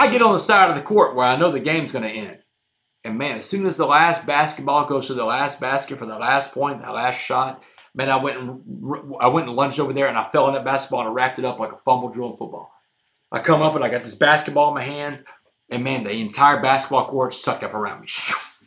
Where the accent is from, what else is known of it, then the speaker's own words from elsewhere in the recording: Port Arthur, Texas, United States; I grew up in Port Arthur